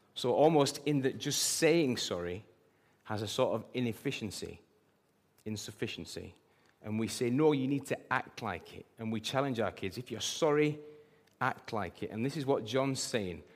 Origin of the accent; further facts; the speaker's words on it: England, United Kingdom; I'm British and proud